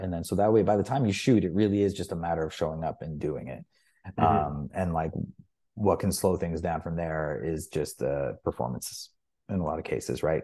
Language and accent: English; Toronto, Ontario, Canada; moved away as an adult; also born or lived in England / Youngstown, New York; I'd only really lived in Toronto